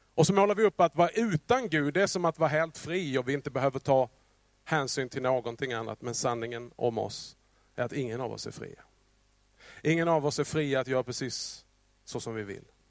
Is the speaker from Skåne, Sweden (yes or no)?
yes; Skåne, Sweden; accent: Scanian (skånska); min skånska